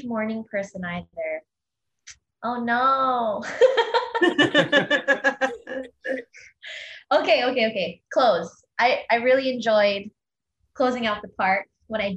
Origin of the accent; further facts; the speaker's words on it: Chicago, Illinois, United States; I'm from Illinois, Chicago